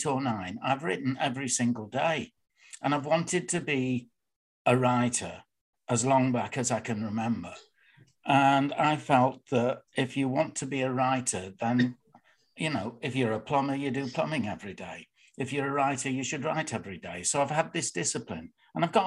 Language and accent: English; Bradford, Yorkshire and the Humber, United Kingdom; I was born in Bradford, in Shipley, but I live in Bradford.